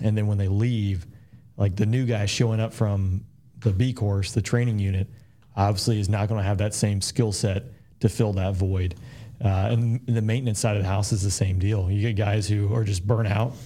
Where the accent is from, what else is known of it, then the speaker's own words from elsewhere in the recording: Peachtree City, Georgia, United States; growing up in Peachtree City was phenomenal